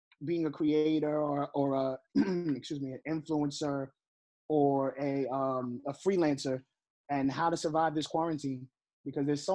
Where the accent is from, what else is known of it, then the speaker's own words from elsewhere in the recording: New York City, New York, United States; I'm from the Bronx. I'm from the projects in the Bronx